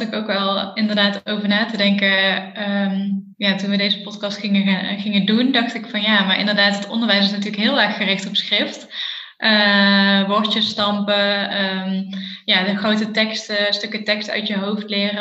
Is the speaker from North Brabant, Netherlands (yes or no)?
yes; Eindhoven, North Brabant, Netherlands; ik kom uit Eindhoven